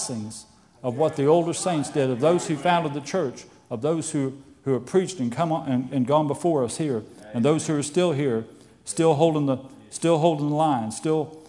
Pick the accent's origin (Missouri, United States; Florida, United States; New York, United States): Florida, United States; I grew up in Florida, and I had a pastor